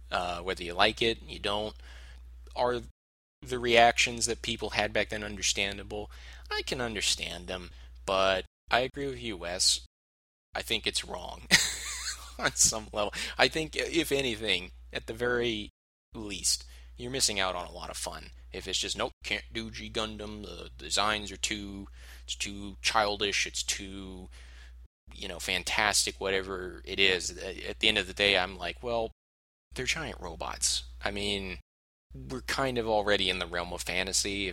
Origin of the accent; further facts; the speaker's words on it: United States; as a American viewer